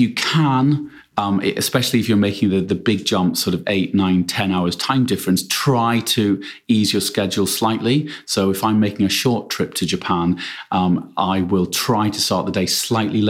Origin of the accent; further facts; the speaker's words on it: United Kingdom; I'm British